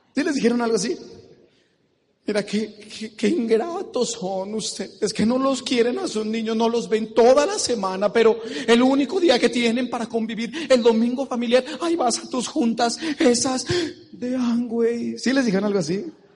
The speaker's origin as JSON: {"language": "Spanish", "country": "Mexico", "said": "Soy de México, de la tierra del tequila, del mariachi"}